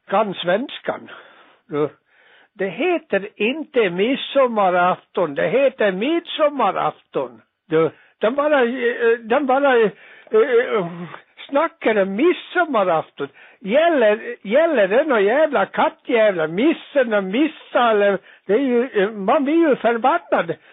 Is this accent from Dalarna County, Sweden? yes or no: yes; Dalarna County, Sweden; Jag är själv ifrån Dalarna, men jag säger jag kan svenska